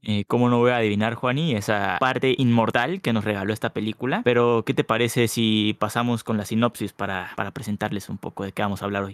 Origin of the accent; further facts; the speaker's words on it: Mexico; los que somos aquí de México